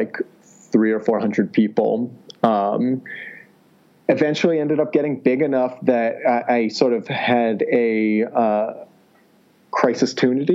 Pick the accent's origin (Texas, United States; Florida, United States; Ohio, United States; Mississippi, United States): Ohio, United States; moved away as an adult; also born or lived in California / Washington, D.C.; I grew up in Ohio, got my degree over at Stanford in California